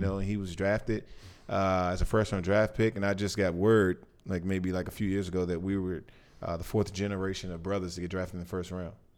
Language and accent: English; Washington, District of Columbia, United States; I grew up in Washington, D C, not too far from the White House.